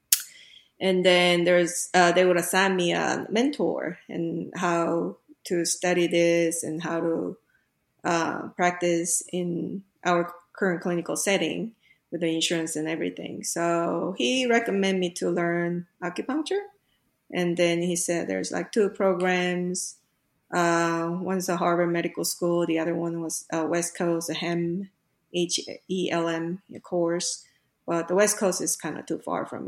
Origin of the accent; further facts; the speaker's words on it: South Korea; moved away as an adult; I grew up in Korea